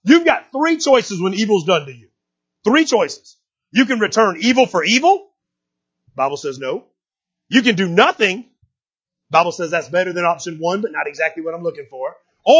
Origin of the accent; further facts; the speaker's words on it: United States; I'm American